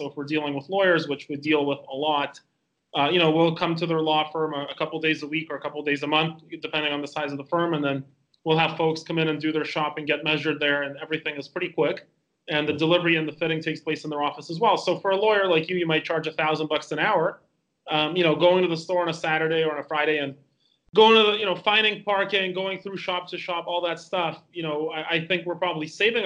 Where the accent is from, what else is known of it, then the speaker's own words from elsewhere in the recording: Canada; moved away as an adult; also born or lived in Calgary, Alberta; now in Estonia; I'm Canadian